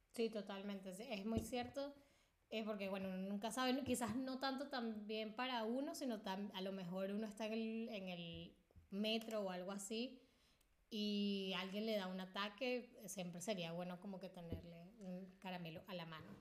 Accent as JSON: {"language": "Spanish", "country": "Venezuela", "said": "nosotros le decimos, yo uh, en Venezuela le diría"}